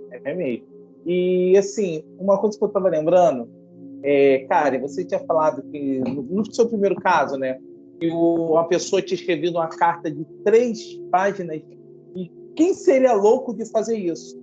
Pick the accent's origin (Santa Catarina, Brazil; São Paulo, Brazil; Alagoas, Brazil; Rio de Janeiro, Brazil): Rio de Janeiro, Brazil; Sou do Rio de Janeiro